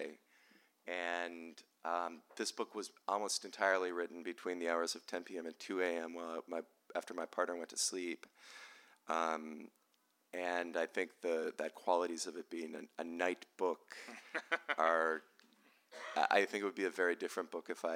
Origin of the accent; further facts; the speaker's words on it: Midwest, United States; I am from the Midwest.